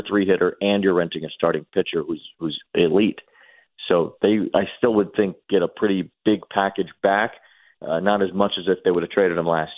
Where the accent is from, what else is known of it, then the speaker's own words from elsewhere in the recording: Chicago, Illinois, United States; I'm from Chicago and not from New York